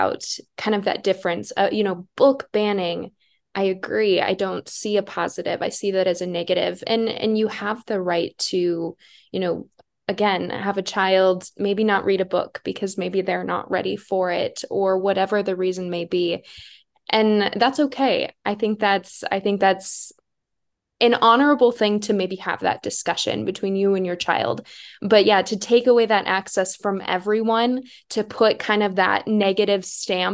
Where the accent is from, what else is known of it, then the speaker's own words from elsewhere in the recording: South Dakota, United States; I'm from South Dakota, and I grew up, my hometown did have a public library